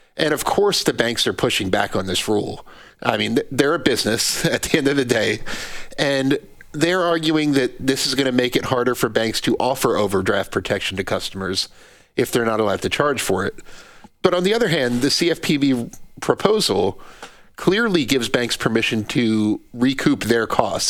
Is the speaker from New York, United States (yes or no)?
no; New Jersey, United States; I'm from New Jersey